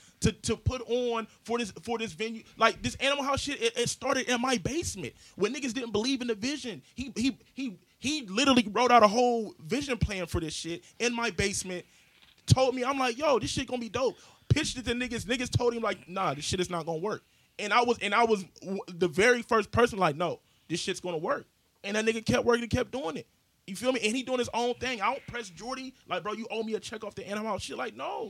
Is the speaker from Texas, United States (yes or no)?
no; Columbus, Ohio, United States; you supposed to support me, bro, because I'm from Columbus, bro.